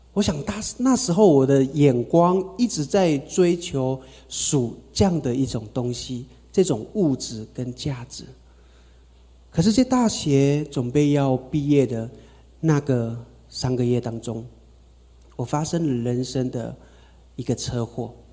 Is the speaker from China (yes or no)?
no; Taitung, Taitung County, Taiwan; 我是从台东出生哈，阿美族